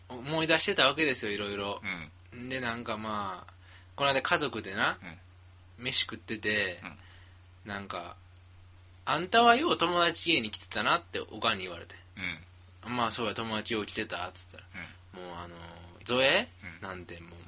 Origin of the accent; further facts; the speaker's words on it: Kyoto, Japan; 俺らも京都人やから京都人やから